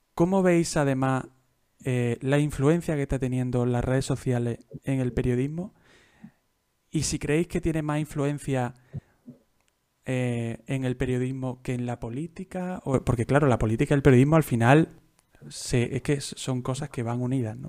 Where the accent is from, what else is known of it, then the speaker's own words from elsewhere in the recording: Jaén, Andalusia, Spain; yo soy de Jaén, yo soy de Jaén